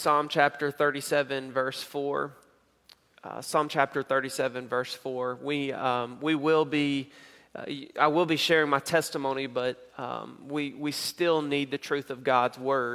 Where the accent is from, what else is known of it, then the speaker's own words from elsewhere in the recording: Knoxville, Tennessee, United States; moved away; also born or lived in Jackson, Mississippi; I grew up in Knoxville, Tennessee, born in Jackson, Mississippi, grew up in Knoxville, Tennessee